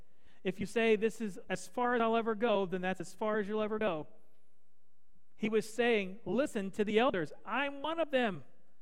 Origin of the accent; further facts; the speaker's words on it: the East, United States; I grew up in the East. It's different than here.